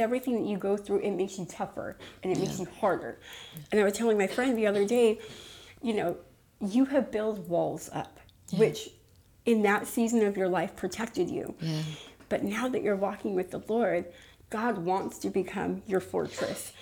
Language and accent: English; Los Angeles, California, United States; originally I'm from East LA. Um, my family's uh, all from East LA. They all went to Garfield High